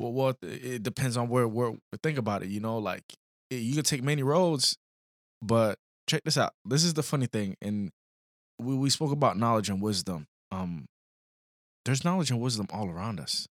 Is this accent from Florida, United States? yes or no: yes; Florida, United States; also born or lived in Illinois; we come from Florida, a little city